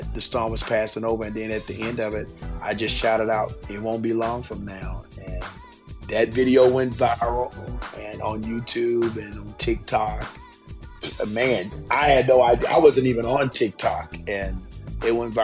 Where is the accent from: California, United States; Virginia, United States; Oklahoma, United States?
Virginia, United States; Gretna; also born or lived in Lynchburg, Virginia; I grew up in a Pentecostal church in a stoplight town called Gretna, Virginia